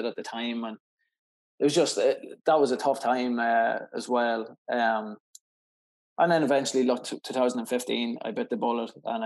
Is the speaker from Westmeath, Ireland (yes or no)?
no; Cootehill, County Cavan, Ireland; my hometown of Coot Hill